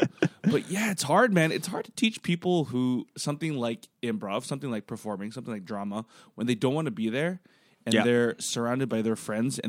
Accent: United States; Are you from Singapore? I'm like, no, I'm from the States.

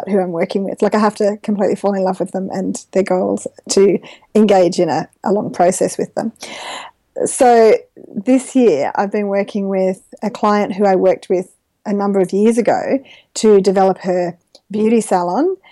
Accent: Gilgandra, New South Wales, Australia; also born or lived in Dubbo; grew up in country New South Wales with a family of connectors while I'm on that subject. My parents have a farm at Gilgandra, and so I've always lived in the region

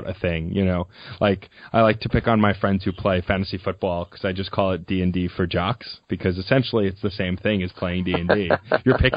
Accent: New York, United States; Growing up in New York

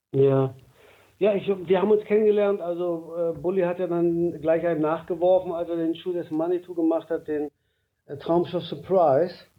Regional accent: East Germany, Germany; also born or lived in Stralsund / Berlin; bei uns im Osten, gab es in den Betrieben immer so die Straße der Besten

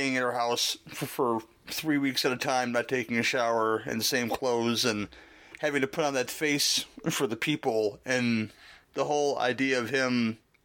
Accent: Dolton, Illinois, United States; where I'm from Dalton, Illinois

